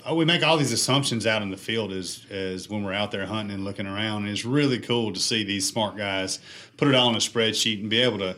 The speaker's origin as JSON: {"language": "English", "region": "Mississippi", "country": "United States", "tie": "born or raised there", "said": "my home state of Mississippi"}